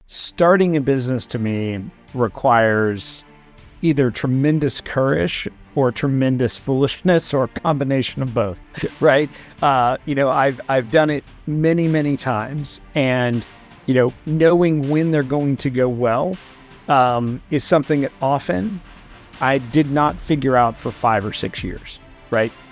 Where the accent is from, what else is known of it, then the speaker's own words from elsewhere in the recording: Morgantown, West Virginia, United States; moved away as an adult; also born or lived in United Kingdom / Washington, D.C.; I grew up in, in West Virginia